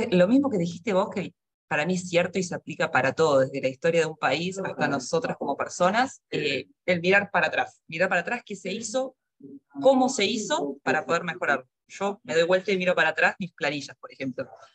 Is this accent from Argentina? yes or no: yes; Argentina; moved away; soy argentina, estuve, mi carrera es eh, real estate, estuve 10 años trabajando en Argentina